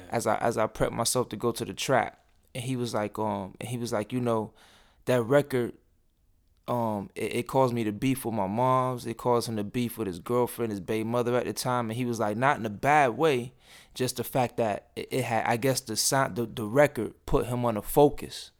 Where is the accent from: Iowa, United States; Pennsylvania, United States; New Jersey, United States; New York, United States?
New York, United States; Rochester; moved away as an adult; now in Atlanta, United States; growing up in Rochester